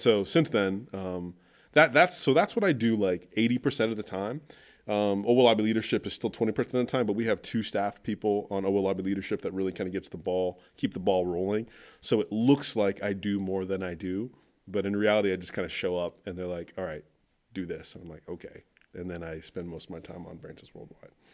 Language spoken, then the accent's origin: English; Wooster, Ohio, United States; plant a church in my hometown